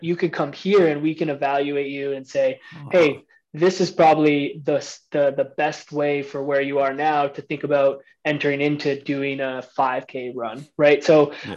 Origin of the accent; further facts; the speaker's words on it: Harrow, Ontario, Canada; I'm from the Windsor I'm from the Windsor, Ontario area, a small town outside of Windsor called Harrow